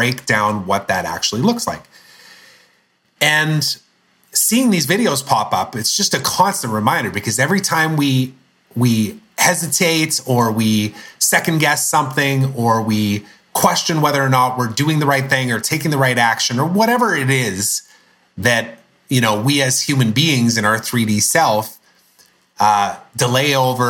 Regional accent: Canada; I'm Canadian

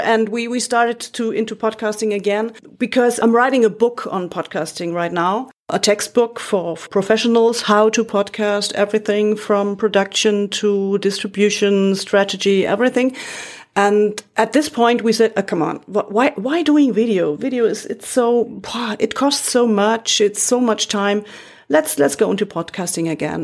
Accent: Munich, Bavaria, Germany; English is a second language; also born or lived in Frankfurt am Main, Germany / Berlin, Germany / Ottobrunn, Germany; I was born and raised in Munich

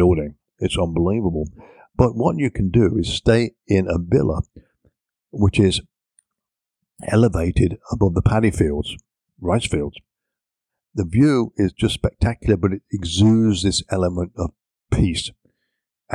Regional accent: England, United Kingdom; me being an Englishman

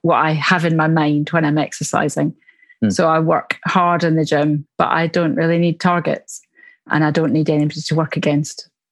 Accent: Glasgow, Scotland, United Kingdom; accent: Glasgow; now in Surrey, United Kingdom; I live in Surrey, just south of London in England, um, but my accent is from Glasgow in Scotland, where I was born.

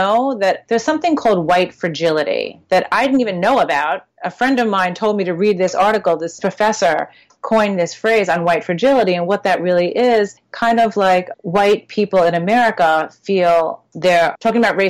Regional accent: Long Island, New York, United States; I grew up in Long Island in predominantly white schools

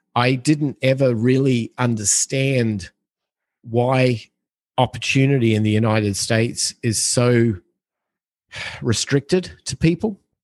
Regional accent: Australia; growing up in Australia, like we had, we're an island on the other side of the planet.

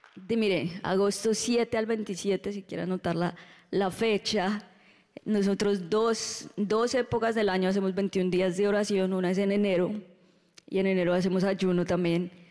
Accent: Colombia; now in Orlando, United States; Estuvimos un mes en Colombia Uh, disfrutando de la tierrita

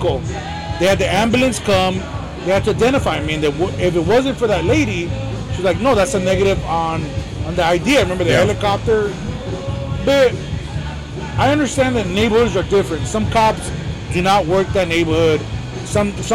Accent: Los Angeles, California, United States; I grew up in Echo Park, Pico Union

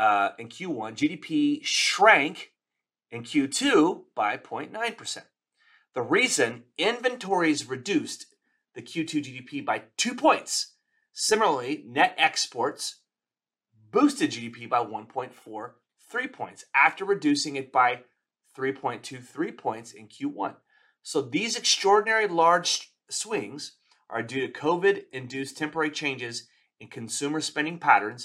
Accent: Texas, United States; my home state of Texas

